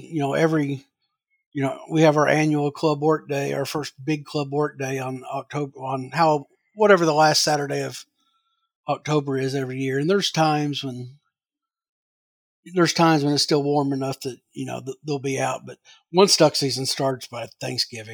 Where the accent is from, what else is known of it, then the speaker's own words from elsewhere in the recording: Southern Illinois, United States; growing up in Southern Illinois